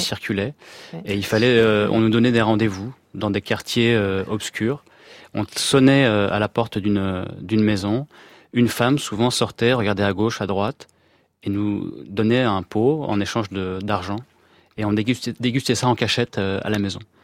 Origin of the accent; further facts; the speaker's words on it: France; je suis né en France